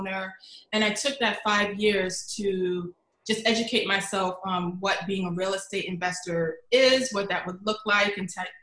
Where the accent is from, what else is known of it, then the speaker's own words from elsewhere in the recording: New York City, New York, United States; moved away as an adult; now in New Jersey, United States; So I spent most of my childhood in the Bronx